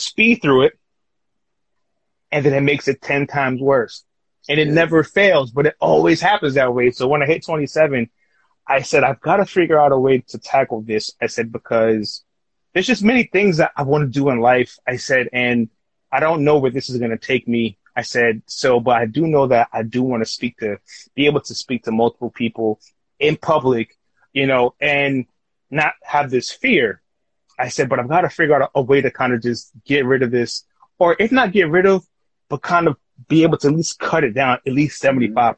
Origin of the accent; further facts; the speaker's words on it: New York City, New York, United States; Growing up as a kid, growing up in Queens